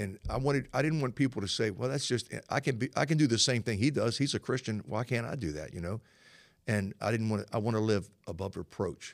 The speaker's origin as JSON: {"language": "English", "town": "Norfolk", "region": "Virginia", "country": "United States", "tie": "born or raised there", "said": "I was born and raised in Norfolk. Uh, my family is from this area"}